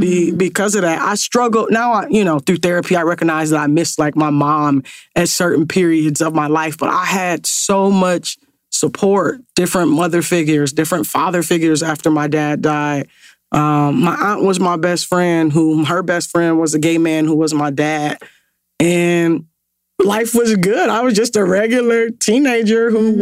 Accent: Ohio, United States; growing up in Ohio, I hooped

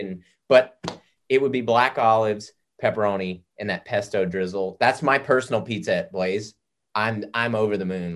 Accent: the South, United States; I grew up in the South

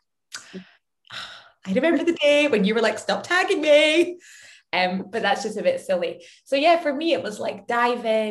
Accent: Scotland, United Kingdom; now in London, United Kingdom; I am as Scottish as they come

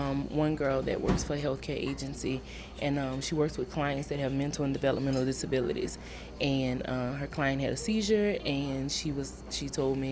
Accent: Cajun, Louisiana, United States; I am a Cajun girl at heart, and I will always be here

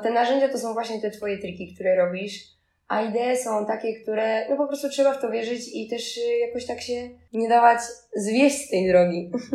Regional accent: Poland; born or raised there; moved away as an adult; also born or lived in Barcelona, Spain / Ursynów, Warsaw

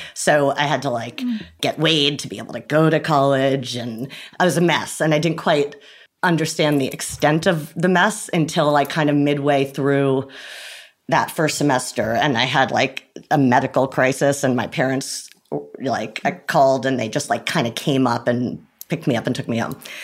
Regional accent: Rye, New York, United States; I'm from Rye, New York, which is about 45 minutes outside

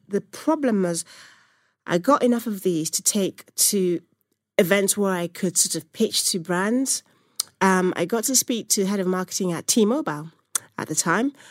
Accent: Nigeria; moved away; I'm from Nigeria originally

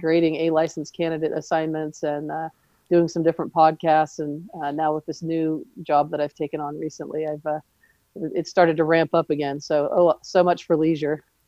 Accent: Southern California, United States; now in Seattle, United States; we grew up in Southern California the weather was nice enough year round

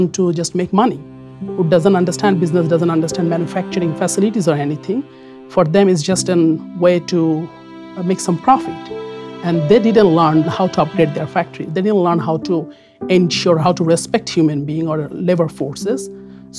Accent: Bangladesh; moved away as an adult; now in United States; I'm originally from Bangladesh, and by training, I'm a textile engineer too

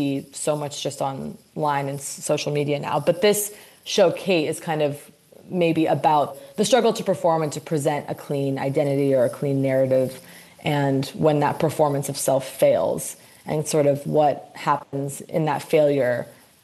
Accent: Santa Monica, California, United States; moved away; also born or lived in New York; I did grow up here. I grew up in Santa Monica

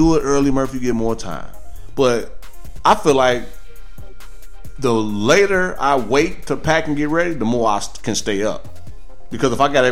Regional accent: Chicago, Illinois, United States; used to play for my hometown, the Bulls

